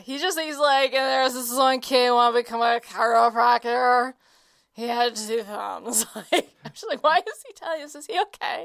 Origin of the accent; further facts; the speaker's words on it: Oklahoma City, Oklahoma, United States; my hometown of Oklahoma City